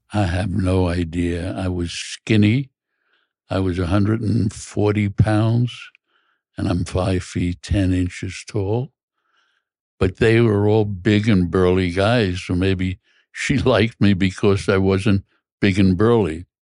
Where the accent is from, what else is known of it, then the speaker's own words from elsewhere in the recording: New York City, New York, United States; I grew up in Brooklyn, an lower middle class neighborhood